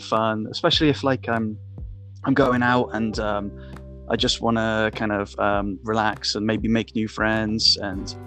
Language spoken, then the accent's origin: English; United Kingdom; accent: British; moved away as an adult; now in North Carolina, United States; as a British person